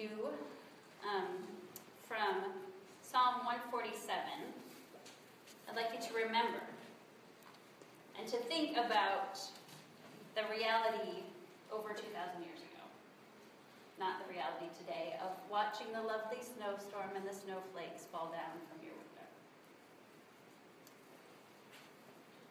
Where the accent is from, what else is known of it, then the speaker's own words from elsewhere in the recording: South Dakota, United States; I grew up in South Dakota, so I know what a long winter is like